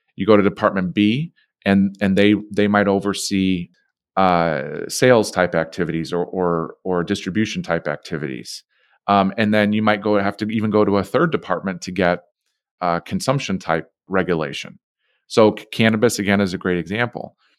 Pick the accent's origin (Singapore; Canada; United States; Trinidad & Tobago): United States; Chicago, Illinois; We're from Chicago, right? Uh, I'm born and raised in this city.